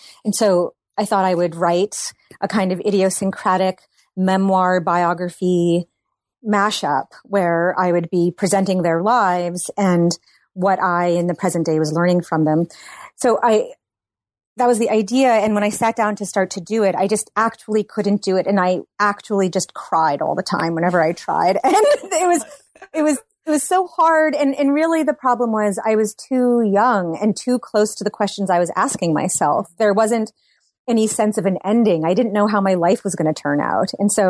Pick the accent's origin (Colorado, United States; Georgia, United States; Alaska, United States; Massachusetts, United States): Massachusetts, United States; now in Brooklyn, United States; I live in Brooklyn, New York. I grew up in Massachusetts